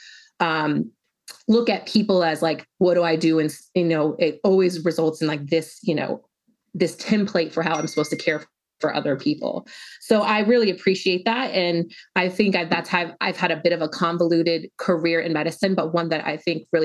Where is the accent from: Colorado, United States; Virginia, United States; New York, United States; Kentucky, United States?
Colorado, United States; Denver; I was born and raised in Denver, Colorado